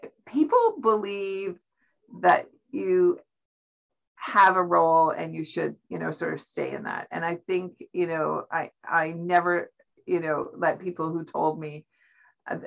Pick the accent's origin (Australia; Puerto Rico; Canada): Canada; as Canadians